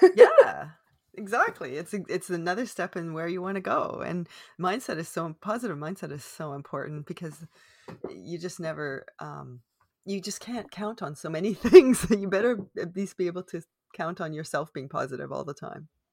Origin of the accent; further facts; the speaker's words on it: Canada; I am unapologetically Canadian